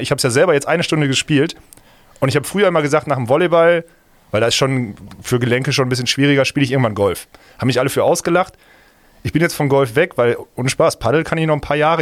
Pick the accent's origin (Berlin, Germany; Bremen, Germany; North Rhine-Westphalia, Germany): North Rhine-Westphalia, Germany; Essen; now in Düsseldorf, Germany; ich komme nicht aus Köln. Ich komme aus Essen, und jetzt aber wohnhaft in Düsseldorf